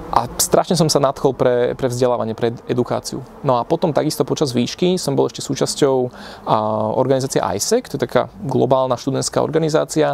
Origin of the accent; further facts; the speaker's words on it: Piešťany, Trnava Region, Slovakia; now in Bratislava, Slovakia; ja pochádzam z Piešťan